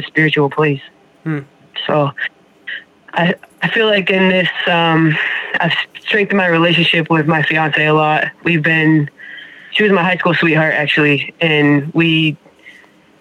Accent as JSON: {"language": "English", "town": "Springfield", "region": "Massachusetts", "country": "United States", "said": "I'm from Springfield, Massachusetts."}